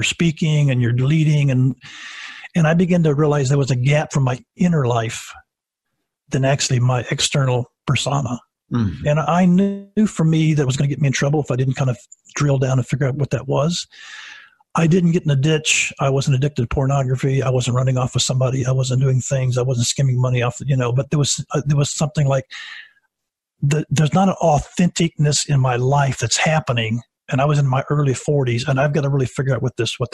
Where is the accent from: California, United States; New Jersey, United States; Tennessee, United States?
Tennessee, United States; Savannah; also born or lived in Niles, Michigan; when I was at the age of six, my dad was already 30 years of age and had six kids, made a decision to start pastoring in a full-time way. We moved from Michigan, Niles, Michigan, all the way to Savannah, Tennessee, 600 miles down